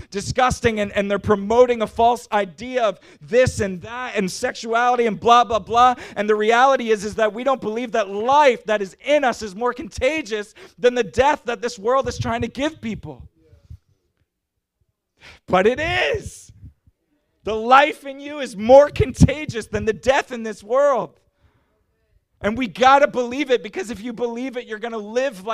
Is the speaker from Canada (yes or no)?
yes; Canada; I'm from Canada, and it got real cold in the wintertime